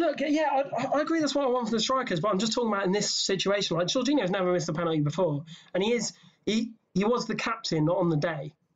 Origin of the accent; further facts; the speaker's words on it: England, United Kingdom; I'm English